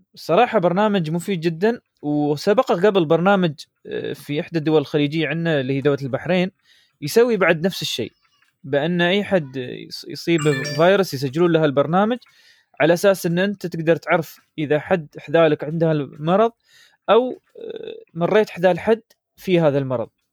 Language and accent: Arabic; United Arab Emirates; عندنا في الامارات